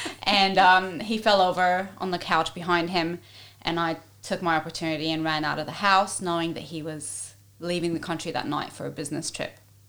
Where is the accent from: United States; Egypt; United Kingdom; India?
Egypt; also born or lived in Ivory Coast; now in Australia; I was born and raised in Egypt and in West Africa on the Ivory Coast, but at a very young age, between the age of 4 and 9, my mum had brought us here to Australia